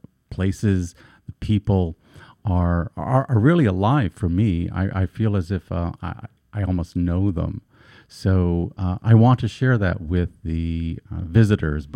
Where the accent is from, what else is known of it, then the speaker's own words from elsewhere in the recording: Vineland, New Jersey, United States; moved away as an adult; also born or lived in Greenwich Village, New York; now in New York, United States; I'm originally from a small farming community, agricultural community in South Jersey.